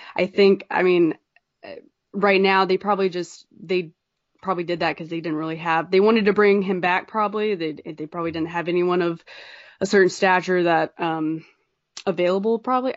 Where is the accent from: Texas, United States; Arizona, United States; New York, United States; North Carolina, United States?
North Carolina, United States; I'm from North Carolina